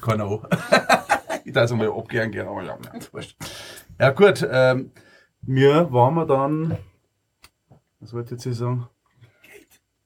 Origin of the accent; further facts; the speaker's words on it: Munich, Bavaria, Germany; bei uns in Minger